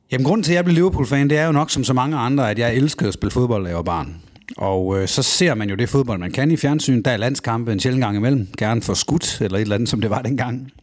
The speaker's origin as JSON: {"language": "Danish", "town": "Kibæk", "region": "Central Denmark Region", "country": "Denmark", "tie": "born or raised there", "said": "hjemme i Kibæk, i den lille by, jeg kommer fra"}